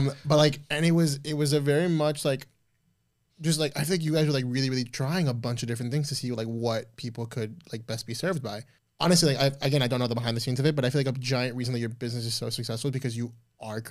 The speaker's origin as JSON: {"language": "English", "town": "Miami", "region": "Florida", "country": "United States", "tie": "born or raised there", "said": "I grew up here my entire life."}